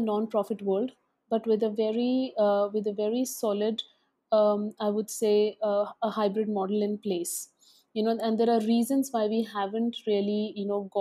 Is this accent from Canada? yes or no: no; Dehradun, Uttarakhand, India; also born or lived in Alwar, Rajasthan / Delhi; I come from Alwar, Rajasthan, a small city in Rajasthan. And I grew up in Dehradun in a boarding school